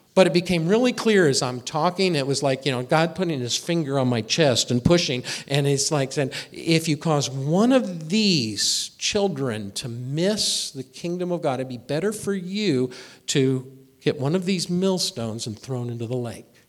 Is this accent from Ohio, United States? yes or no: no; Indianapolis, Indiana, United States; moved away as an adult; also born or lived in Springfield, Missouri; I grew up in Indianapolis, Indiana